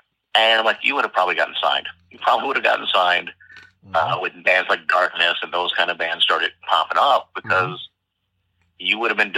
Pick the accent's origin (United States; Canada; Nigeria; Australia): United States; Stockton, California; So, you know, I'm from Stockton.